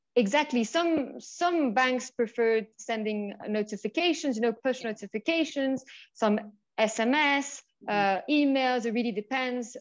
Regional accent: Switzerland; moved away as an adult; also born or lived in United Kingdom / France; now in Mexico; I'm originally from the UK, but I was born and raised in Switzerland.

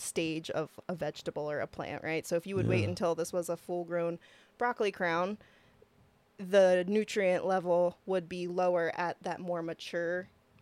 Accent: Lancaster, Pennsylvania, United States; moved away as an adult; also born or lived in Oregon; now in Missoula, United States; we're from Lancaster, Pennsylvania

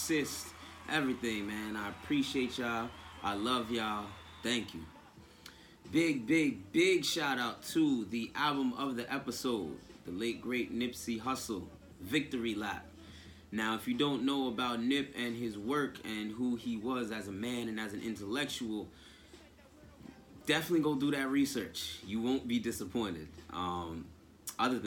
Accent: Nyack, New York, United States; I was born and raised in Nyack, New York.

